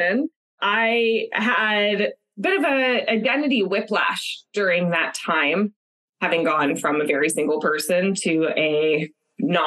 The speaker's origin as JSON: {"language": "English", "town": "Los Angeles", "region": "California", "country": "United States", "tie": "born or raised there", "moved": "as an adult", "lives_now": "San Francisco Bay Area, United States", "said": "I'm from Los Angeles originally, born and raised, tons of family, lots of friends that I grew up with all down there"}